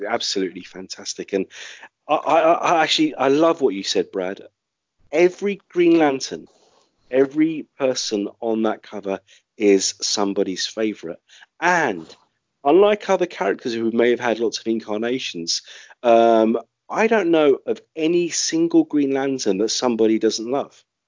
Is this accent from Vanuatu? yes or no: no; London, United Kingdom; my hometown of London